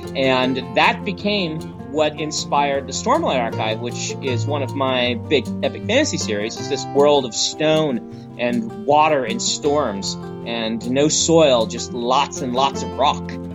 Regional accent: Nebraska, United States; moved away as an adult; now in Utah, United States; Growing up in Nebraska, which is very green

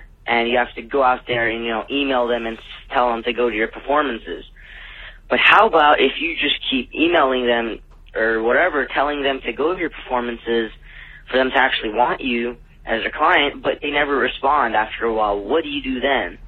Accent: Dallas, Texas, United States; I'm from Dallas, Texas

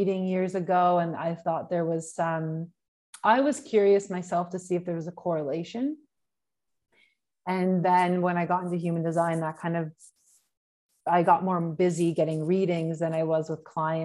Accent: Canada; moved away as an adult; also born or lived in Australia; I'm from Canada

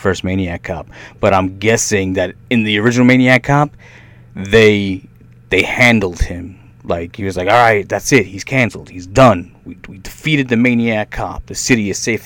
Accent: New York, United States; also born or lived in Brooklyn; now in Tampa, United States; I grew up in New York.

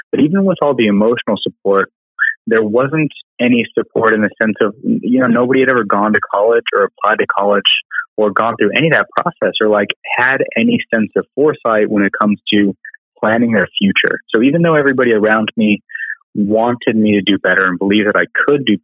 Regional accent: Albuquerque, New Mexico, United States; moved away as an adult; also born or lived in Alabama; I was born and raised in Albuquerque, New Mexico, and uh, which is kind of a big dichotomy city. So there's a lot of super rich areas and a lot of super poor areas. And I grew up in the super poor area.

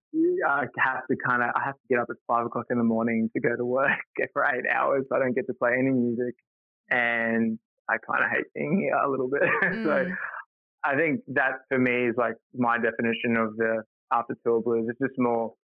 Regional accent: Townsville, Queensland, Australia; moved away; also born or lived in Brisbane; I grew up in Townsville

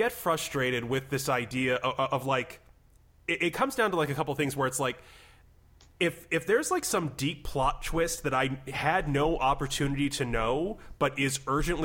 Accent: Midwest, United States; I'm from the Midwest

